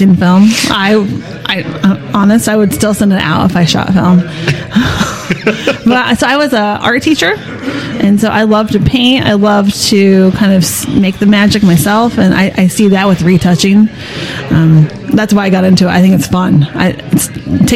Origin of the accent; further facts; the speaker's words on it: Kansas City, United States; I'm from Kansas City